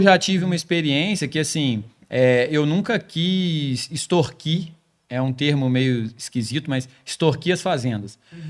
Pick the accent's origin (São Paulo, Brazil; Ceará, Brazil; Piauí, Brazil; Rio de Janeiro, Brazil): Rio de Janeiro, Brazil; Volta Redonda; a minha terrinha também, Volta Redonda